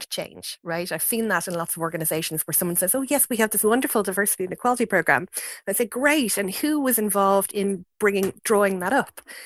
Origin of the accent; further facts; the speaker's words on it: Fingal, Leinster, Ireland; my community growing up in Fingal was one that was you know, in lots of ways more diverse than many places across the country